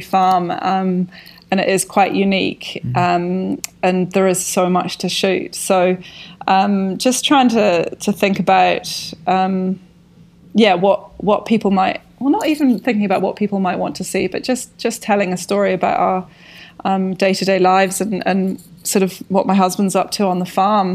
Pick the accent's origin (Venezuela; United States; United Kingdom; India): United Kingdom; Scotland; moved away as an adult; also born or lived in London, United Kingdom; now in Wanaka, New Zealand; I grew up rurally in Scotland